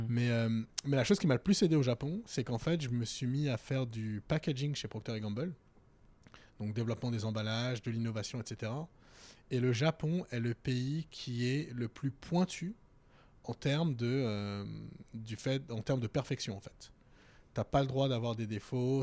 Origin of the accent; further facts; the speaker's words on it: Val-de-Marne, Paris suburbs, Île-de-France, France; moved away as an adult; also born or lived in Strasbourg / Germany / Tokyo / London; now in Paris, France; quand tu grandis dans le 94 ou quand tu grandis en banlieue